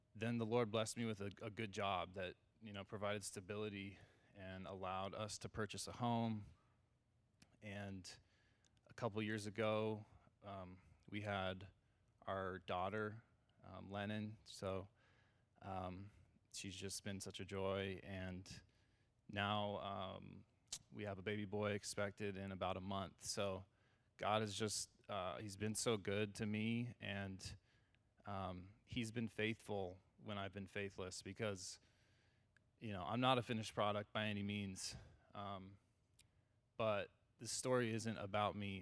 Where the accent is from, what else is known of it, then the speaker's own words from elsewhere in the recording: California, United States; I grew up in California